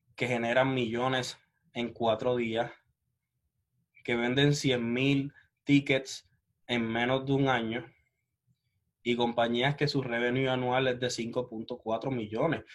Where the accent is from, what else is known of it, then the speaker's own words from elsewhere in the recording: Puerto Rico; yo soy de Puerto Rico.